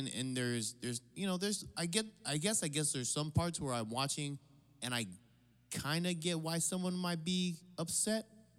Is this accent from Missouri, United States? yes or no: no; Hawaii, United States; I say I'm Hawaiian.